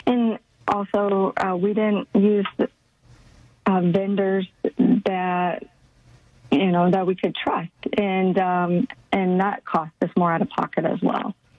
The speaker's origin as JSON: {"language": "English", "region": "Midwest", "country": "United States", "tie": "born or raised there", "moved": "as an adult", "lives_now": "Dallas Fort Worth, United States", "said": "I grew up in the Midwest with um, definitely traditional Midwest"}